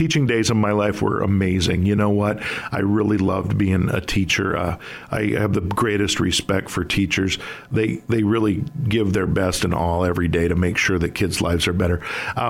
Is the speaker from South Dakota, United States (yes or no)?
yes; Sioux Falls, South Dakota, United States; Well, you know what? I'm a lifelong South Dakotan. I was born in Sioux Falls. I educated in the public schools in Sioux Falls. I graduated from Washington High School, the old one, downtown, and then went to Augustana.